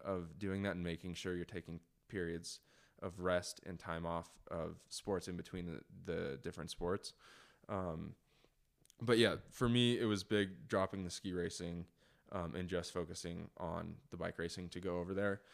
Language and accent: English; United States; as an American going to Europe